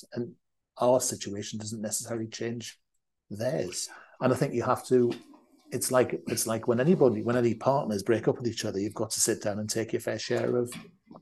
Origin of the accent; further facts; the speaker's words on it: the North, the north of England, United Kingdom; we're from the North